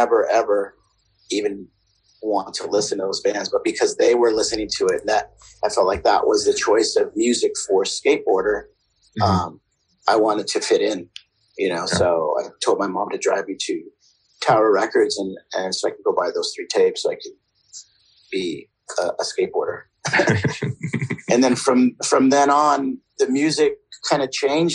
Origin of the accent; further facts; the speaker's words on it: San Jose, California, United States; I grew up in Silicon Valley, which is in San Jose